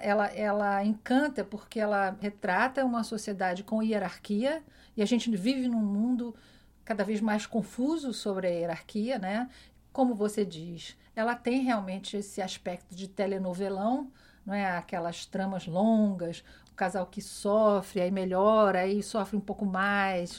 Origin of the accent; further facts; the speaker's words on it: Rio de Janeiro, Brazil; now in New York, United States; eu fui criada no Rio